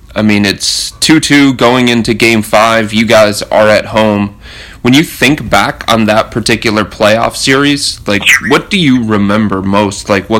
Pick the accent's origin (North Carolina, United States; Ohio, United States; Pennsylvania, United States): Ohio, United States; Cleveland; So as somebody who was born and raised in Cleveland